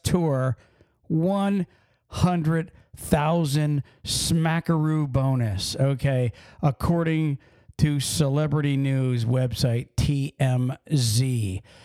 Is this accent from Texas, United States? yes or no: no; Pennsylvania, United States; we're from Pennsylvania